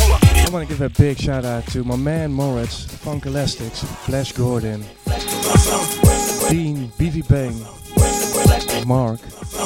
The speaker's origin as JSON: {"language": "English", "town": "Goes", "region": "Zeeland", "country": "Netherlands", "tie": "born or raised there", "said": "here in my hometown, Goes."}